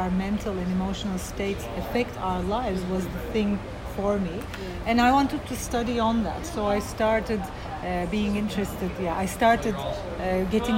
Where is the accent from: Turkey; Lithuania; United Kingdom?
Turkey; Izmir; I was born in Turkey and grew up in Izmir